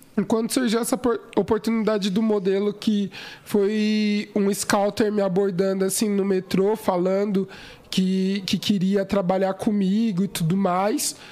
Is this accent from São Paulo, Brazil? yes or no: yes; São Paulo, Brazil; eu sou local de São Paulo, capital, uhum. ali Zona Sul, Brooklyn